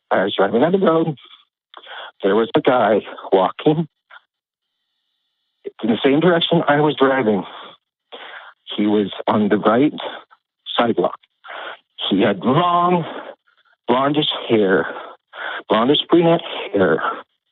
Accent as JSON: {"language": "English", "country": "United States", "tie": "born or raised there", "said": "I was raised in America"}